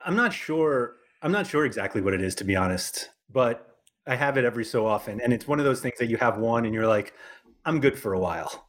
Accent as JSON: {"language": "English", "region": "New York", "country": "United States", "said": "I'm from New York"}